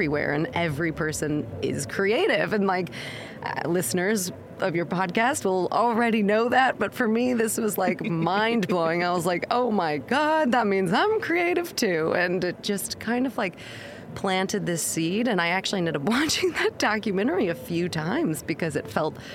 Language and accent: English; Missouri, United States; moved away as an adult; also born or lived in New York City, United States; now in London, United Kingdom; I'm from a more conservative place in America. I'm from Missouri